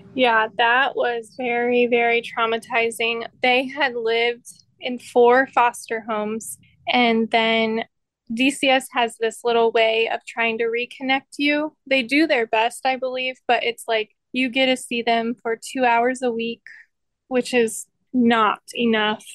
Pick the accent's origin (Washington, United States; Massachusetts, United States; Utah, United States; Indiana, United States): Indiana, United States; I grew up here in Indiana. I've been here pretty well my whole life.